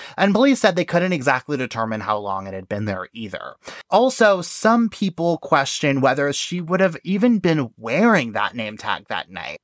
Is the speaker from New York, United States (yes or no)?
yes; New York, United States; I'm from New York